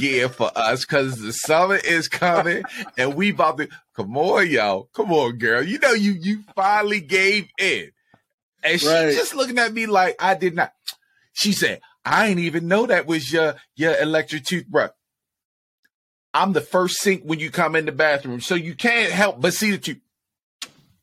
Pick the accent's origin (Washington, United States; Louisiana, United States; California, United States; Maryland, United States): Maryland, United States; Baltimore; we're from Baltimore, so it's not the DMV, but the DMV is down the street